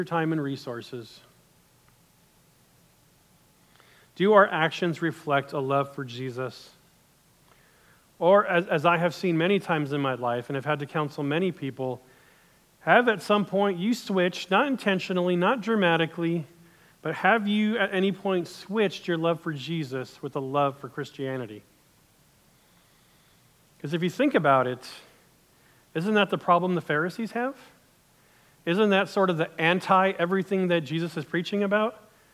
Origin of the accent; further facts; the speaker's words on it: United States; as an American